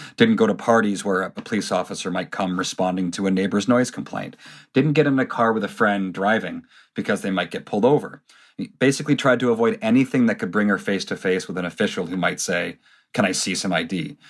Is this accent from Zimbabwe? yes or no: no; Canada; when we were growing up in Canada